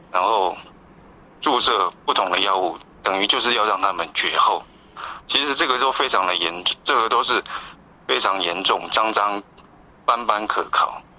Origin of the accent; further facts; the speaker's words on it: Taiwan; 我们台湾这边